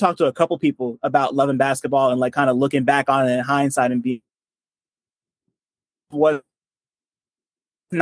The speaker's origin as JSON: {"language": "English", "region": "New Jersey", "country": "United States", "said": "I'm from Jersey"}